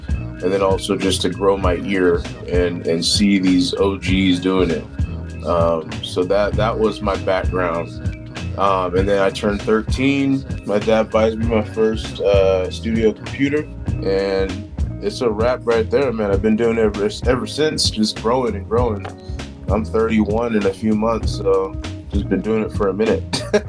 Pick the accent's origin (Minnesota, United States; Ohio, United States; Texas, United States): Ohio, United States; Cleveland; also born or lived in California; And then also growing up in the Cleveland, Akron area for a portion of my life really put some influence on me as well, with the Midwest sound and my dad being from Chicago. So, but fast forward, we moved back to California.